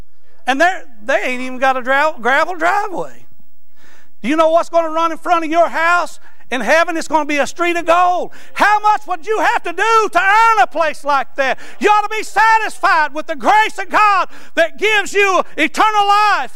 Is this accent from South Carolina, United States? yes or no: no; Eastern Kentucky, United States; now in Florence, United States; I'm from Eastern Kentucky